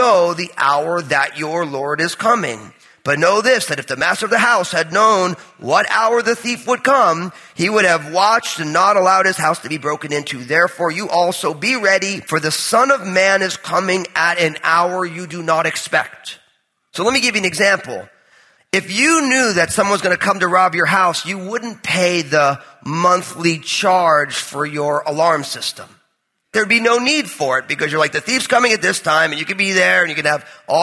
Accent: New Jersey, United States; I'm from New Jersey

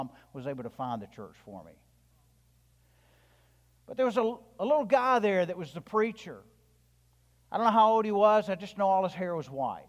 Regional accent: the South, United States; I'm from the South. I'm white.

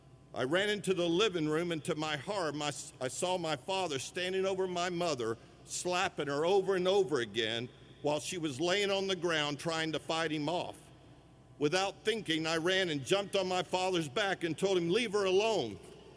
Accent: Sweetwater, Tennessee, United States; I was born in 1962 in Sweetwater, Tennessee, and the first 7 years of my life were truly wonderful.

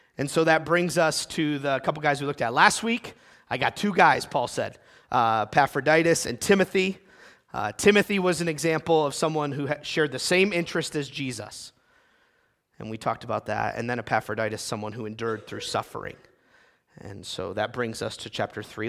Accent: United States; my being American

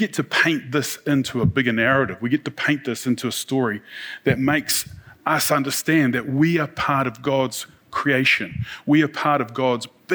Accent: New Zealand; We're from New Zealand

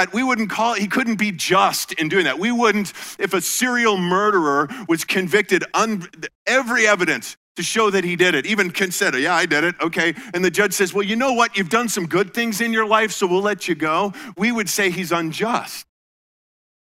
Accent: Colorado, United States; moved away as an adult; also born or lived in Iowa; I grew up in Colorado and, you know, mile high air

